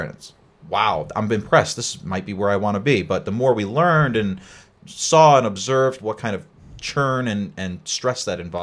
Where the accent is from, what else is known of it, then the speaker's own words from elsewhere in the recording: Connecticut, United States; moved away as an adult; now in Boston, United States; I came from Connecticut originally